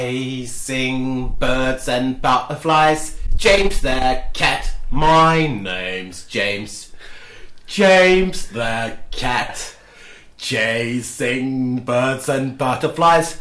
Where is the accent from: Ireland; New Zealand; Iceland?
Iceland; I am an Icelander